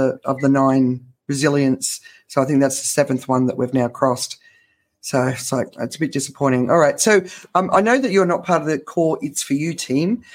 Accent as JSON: {"language": "English", "country": "Australia", "tie": "born or raised there", "said": "I grew up in Australia"}